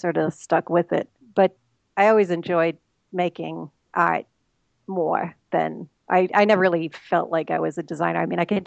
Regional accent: Boston, Massachusetts, United States; I grew up in Boston, so I'm a Bostonian, sort of. I'm still in Massachusetts

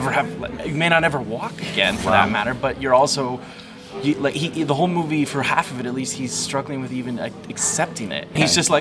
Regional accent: Colorado, United States; also born or lived in New York City; now in Berlin, Germany; I'm from Colorado originally

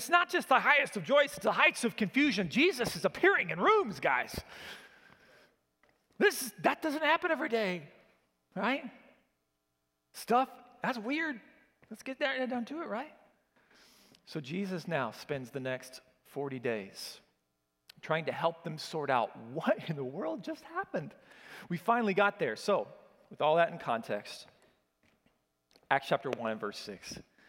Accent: Oklahoma, United States; I grew up in Oklahoma, and so the better thing to put here is y'all, okay?

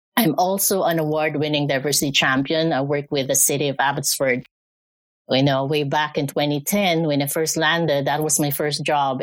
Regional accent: Philippines; moved away as an adult; also born or lived in Canada; now in Alberta, Canada; I'm from the Philippines. Uh, I was uh, I was born there, educated, grew up, uh, did a lot of work back there, and I moved here to Canada in 2010.

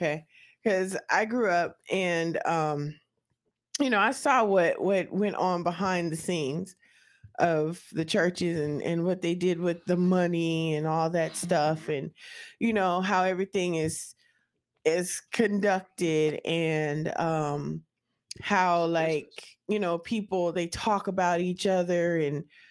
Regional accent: West Coast, United States; moved away; I'm from the West Coast

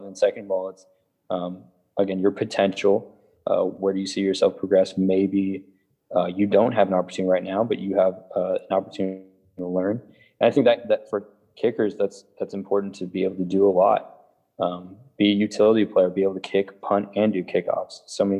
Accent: California, United States; Hey, I know you're from California. I'm from California too.

